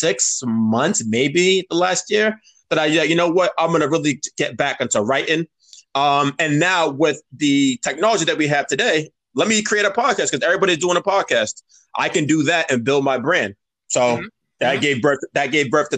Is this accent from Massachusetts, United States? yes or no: yes; Cambridge, Massachusetts, United States; we're from Cambridge